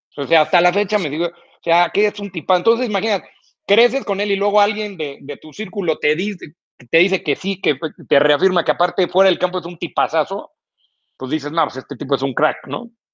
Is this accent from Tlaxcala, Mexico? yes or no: no; Mexico City, Mexico; yo yo soy chilango